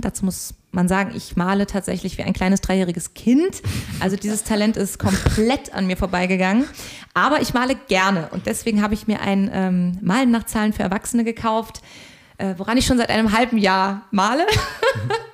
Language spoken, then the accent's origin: German; Koblenz, Rhineland-Palatinate, Germany; moved away as an adult; also born or lived in Hamburg; ich komme eigentlich ursprünglich aus dem schönen Rheinland, nämlich aus Koblenz. Und dort bin ich ganz beschaulich zwischen Weinbergen und Rhein und Mosel aufgewachsen